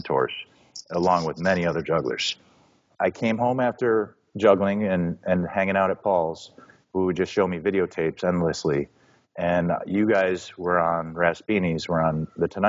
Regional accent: Chicago, Illinois, United States; I was born near Southside Chicago, just a bit to the west on 22nd Street at St. Mary's. And that's why I'm still here

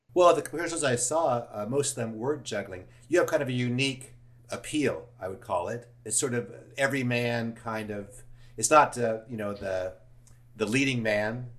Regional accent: Los Angeles, California, United States; I grew up in Studio City

